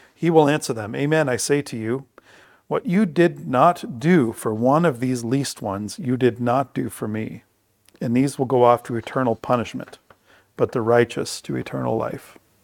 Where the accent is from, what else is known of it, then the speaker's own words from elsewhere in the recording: Bruce County, Ontario, Canada; we've been here now for a hundred and fifty years. So I would say our culture is thoroughly Bruce County